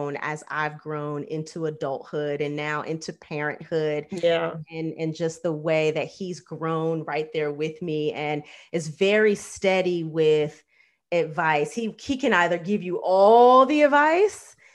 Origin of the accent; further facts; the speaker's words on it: Los Angeles, California, United States; my own upbringing, because you grow up in LA and like celebrity life is not unusual